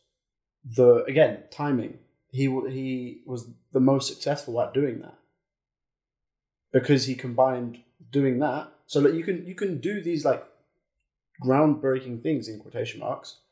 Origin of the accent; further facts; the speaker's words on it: England, United Kingdom; we're English